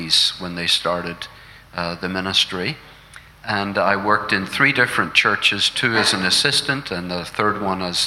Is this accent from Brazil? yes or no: no; Londonderry, Northern Ireland, United Kingdom; I was born 1954 in Londonderry, which is up in the northwest there near Donegal